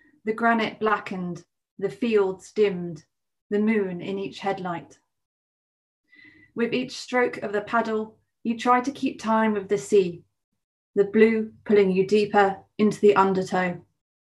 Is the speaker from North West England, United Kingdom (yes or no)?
no; Cornwall, South West England, United Kingdom; moved away; The beach that I grew up near Cornwall